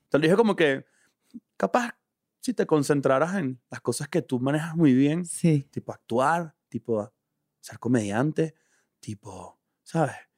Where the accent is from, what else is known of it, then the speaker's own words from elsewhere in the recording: Venezuela; moved away as an adult; now in Mexico; todos los que nos estamos adaptando a los distintos países que emigramos de Venezuela